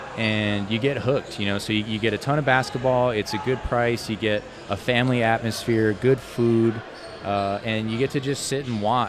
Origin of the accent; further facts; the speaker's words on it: Tucson, Arizona, United States; I grew up in Tucson. My mom is originally from Lordsburg